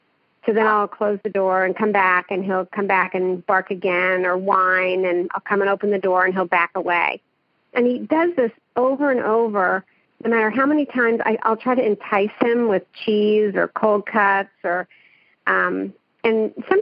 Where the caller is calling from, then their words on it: Edmond, Oklahoma, United States; I'm calling from Oklahoma City, from Edmond, Oklahoma.